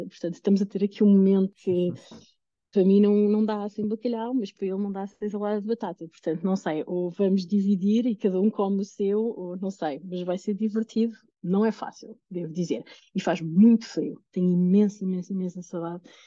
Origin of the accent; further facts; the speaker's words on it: Lisbon, Portugal; moved away; eu venho de Lisboa